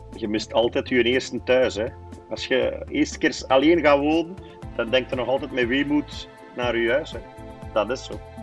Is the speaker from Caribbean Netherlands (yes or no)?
no; Aalst, Flanders, Belgium; Ik ben afkomstig van Aalst.